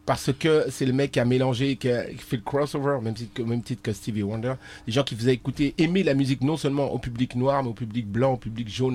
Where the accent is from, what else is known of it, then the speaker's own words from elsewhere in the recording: Argenteuil, Île-de-France, France; la banlieue parisienne, euh, Argenteuil. 95. Euh, on habitait là-bas